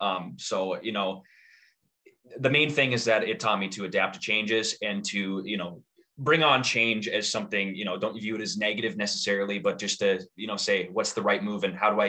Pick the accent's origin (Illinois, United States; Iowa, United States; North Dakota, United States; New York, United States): North Dakota, United States; Harvey; moved away as an adult; also born or lived in Oklahoma / Minnesota; The Cheyenne River actually goes through my hometown, and we have a reservoir with a beach.